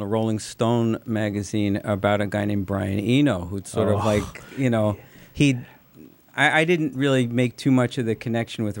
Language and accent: English; New York City, New York, United States; I grew up in Forest Hills, Queens